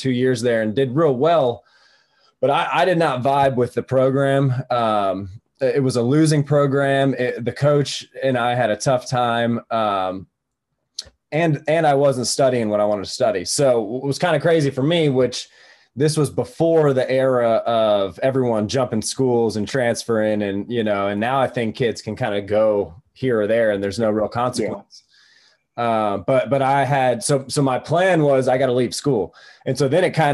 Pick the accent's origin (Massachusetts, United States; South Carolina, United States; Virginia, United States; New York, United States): South Carolina, United States; Greenville; also born or lived in Atlanta; I grew up in Greenville, so it was near home